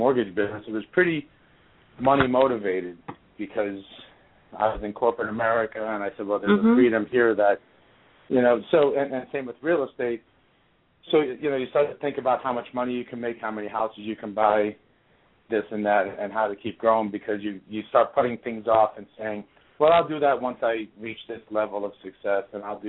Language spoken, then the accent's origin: English; New York, United States; moved away as an adult; also born or lived in Boston / South Florida; I'm from New York. I grew up just outside of the city